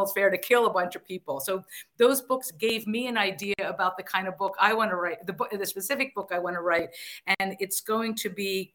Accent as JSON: {"language": "English", "town": "Harrisburg", "region": "Pennsylvania", "country": "United States", "tie": "born or raised there", "said": "I grew up in Harrisburg, and when I was 8, which would have been 1969"}